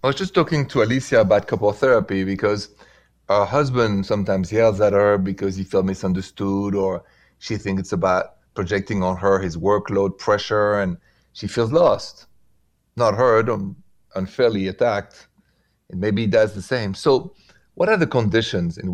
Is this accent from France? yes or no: yes; France; accent: French; English is a second language; moved away as an adult; That's where I'm from. And I've been here for 22 years.